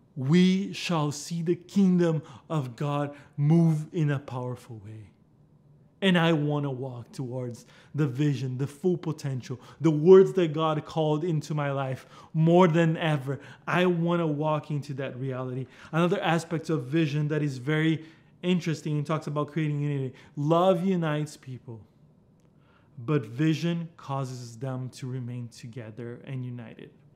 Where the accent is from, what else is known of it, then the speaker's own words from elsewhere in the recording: Brazil; English is a second language; moved away; You heard me speak this different accent. Yeah, I'm from Brazil